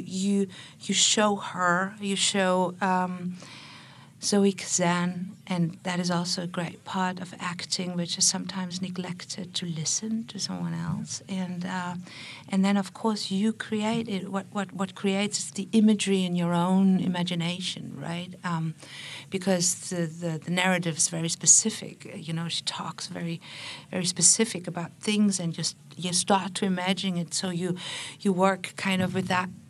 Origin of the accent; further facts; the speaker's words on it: Berlin, Germany; I'm from Berlin